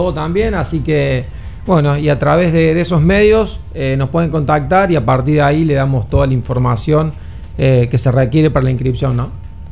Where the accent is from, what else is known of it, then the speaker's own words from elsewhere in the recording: Argentina; now in Dominican Republic; yo soy argentino, entrenador argentino